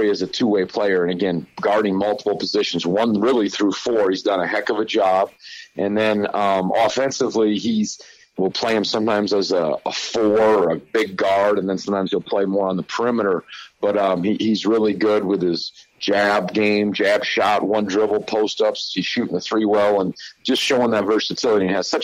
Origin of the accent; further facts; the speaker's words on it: Midwest, United States; moved away; growing up in the Midwest and my father coaching in the Big Ten